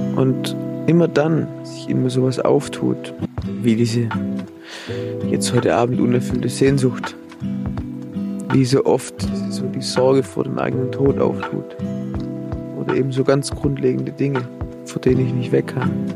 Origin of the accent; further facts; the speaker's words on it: Swabia, Germany; Dann bin ich Schwabe